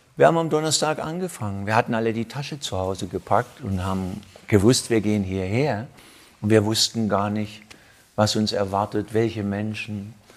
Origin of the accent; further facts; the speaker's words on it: Southern Germany, Germany; als Süddeutscher es ist ja hier die Ausläufer von Süddeutschland